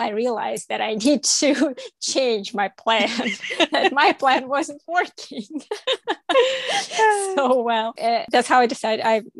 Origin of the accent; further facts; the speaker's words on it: Toronto, Ontario, Canada; I came from Toronto, where I had friends from all over the world, first, second, third generation immigrants, different colors, different languages.